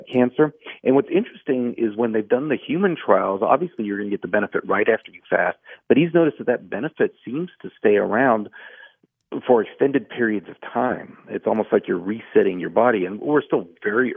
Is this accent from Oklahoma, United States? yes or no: no; Houston, Texas, United States; moved away as an adult; now in Asheville, United States; I grew up in Houston and loved my hospital there